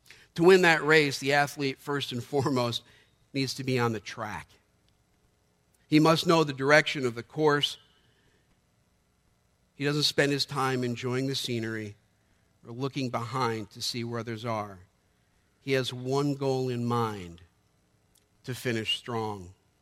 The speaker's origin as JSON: {"language": "English", "country": "United States", "said": "I am a proud American evangelical Christian."}